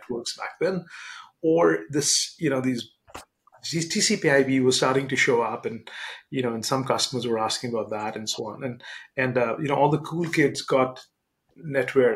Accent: India; moved away as an adult; now in United States; I grew up in India. I got my undergraduate degree in computer engineering in India.

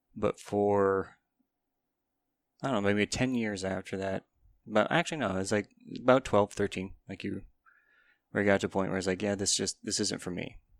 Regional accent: Kane, Pennsylvania, United States; i lived in place, kane pennsylvania

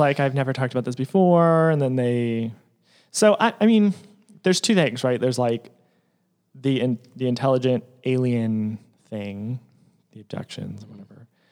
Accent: Portland, Oregon, United States; now in Los Angeles, United States; I grew up in Portland, Oregon

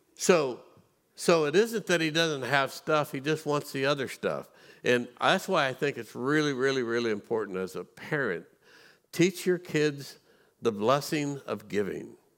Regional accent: Missouri, United States; I grew up in Missouri.

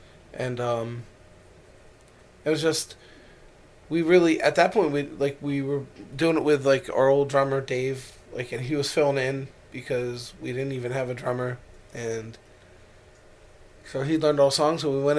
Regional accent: Ireland; And, like, I'm Irish, so, like, when we were pulling into, like, the port, like, I was, like, just, oh, my God, there we in Ireland

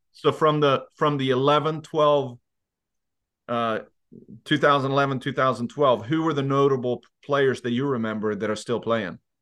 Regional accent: Leksand, Dalarna County, Sweden; I am from Lexand

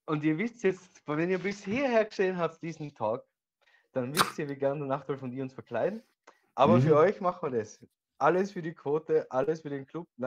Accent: Austria; wir sind ja Österreicher, das haben wir schon an anderen Tag gesprochen.

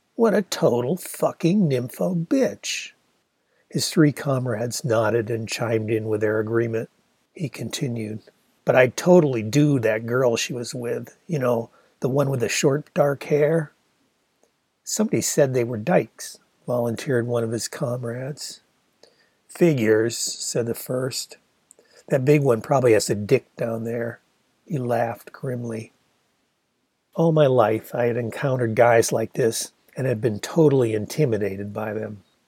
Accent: Ann Arbor, Michigan, United States; Ann Arbor sure had its forest of trees

